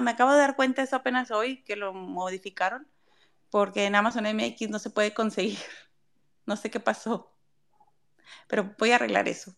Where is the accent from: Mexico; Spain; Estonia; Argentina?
Mexico; yo soy mexicana y es lo que conozco